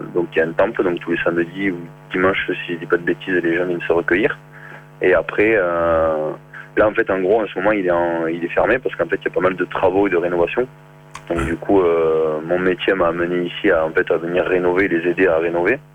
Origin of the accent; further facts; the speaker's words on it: Saint-Geniès-de-Fontedit, Occitania, France; moved away as an adult; now in New Zealand; je suis de Saint-Geniès de Fontédy, euh, juste à côté de Béziers